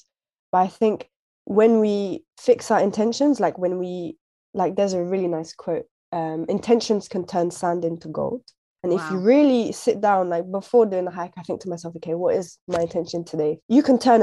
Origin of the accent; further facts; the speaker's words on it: United Kingdom; now in London, United Kingdom; We're British, we're British Muslims